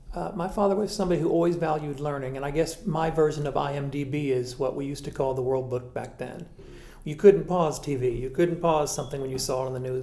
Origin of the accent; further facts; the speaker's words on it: Marion, Arkansas, United States; I grew up in Marion, Arkansas